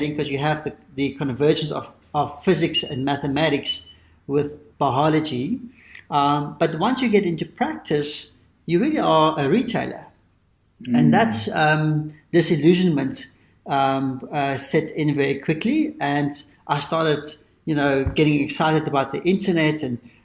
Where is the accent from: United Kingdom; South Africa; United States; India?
South Africa; being a South African, that we grew up in privilege